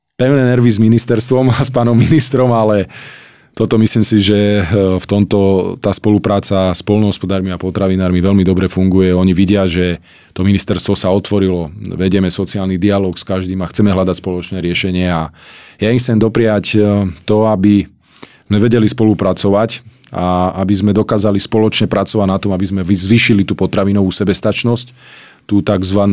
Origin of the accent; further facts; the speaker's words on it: Prievidza, Trenčín Region, Slovakia; Ja som z Hornej Nitry z Prievidze a otec pracoval na baniach